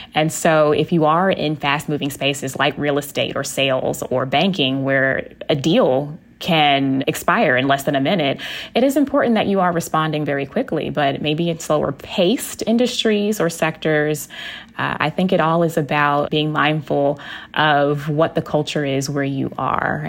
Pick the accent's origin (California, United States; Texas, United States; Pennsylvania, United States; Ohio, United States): Texas, United States; I am from Texas and y'all is a part of my vernacular